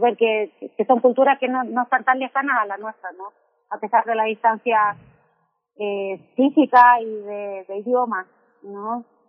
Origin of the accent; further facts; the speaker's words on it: Chile; moved away as an adult; now in Mexico; soy chilena, eh, pero llevo 16 años acá